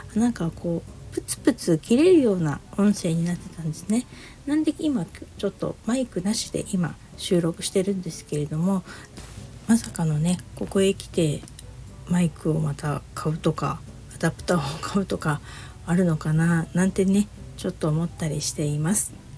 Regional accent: Niigata, Japan; moved away; 私も一応新潟出身なので

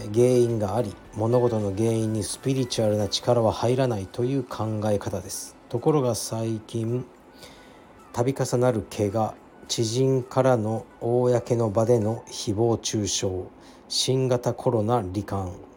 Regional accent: Japan; 僕が日本に生まれた

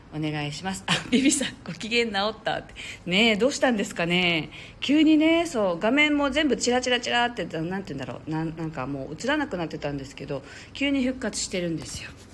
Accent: Okinawa, Japan; 私はね沖縄なんですけれど

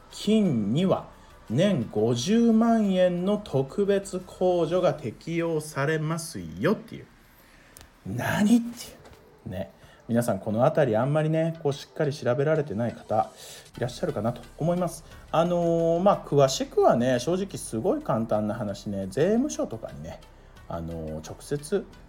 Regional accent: Mie, Japan; 僕三重県出身なんですよ

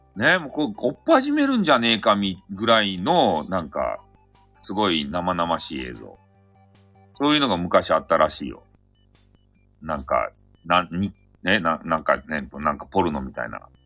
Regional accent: Fukuoka, Japan; accent: Hakata dialect; 博多弁昔話の、あの、語り部

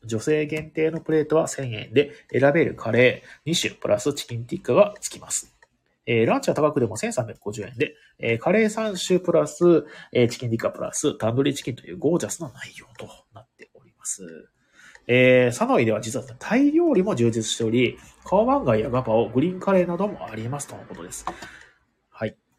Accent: Ehime, Japan; 僕、愛媛県出身

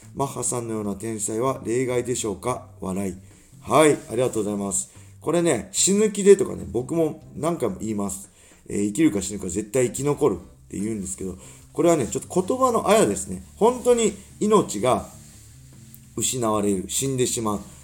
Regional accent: Tsuchiura, Ibaraki, Japan; 土浦三高っていう高校出身なんですけど

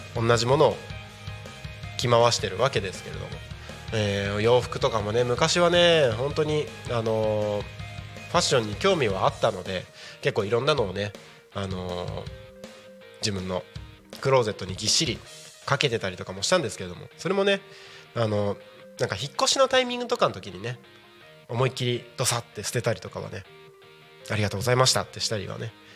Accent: Takko, Aomori, Japan; moved away as an adult; now in Tako, Japan; 僕が、えーとまあ、生まれ育った青森県の田子町ってところ

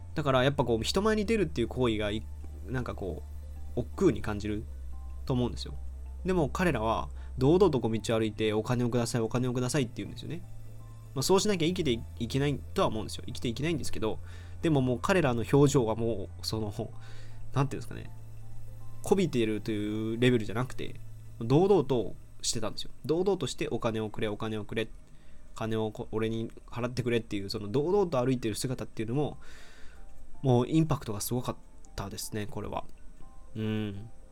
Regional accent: Aichi, Japan; 僕は愛知県出身なんですけど

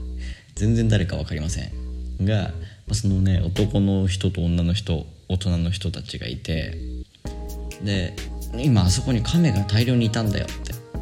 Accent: Japan; now in Sri Lanka

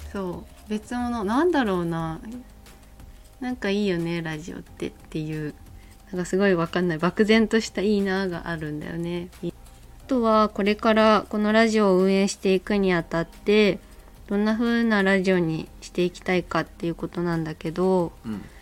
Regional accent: Miyazaki, Japan; accent: Miyazaki dialect; 宮崎生まれ宮崎県育ち現在宮崎県在住

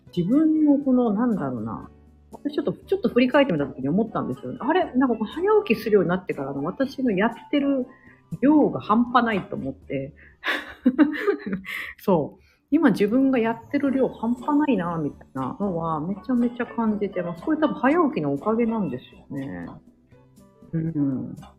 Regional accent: Osaka, Japan; moved away as an adult; now in United States; 私は大阪なんで、地元が

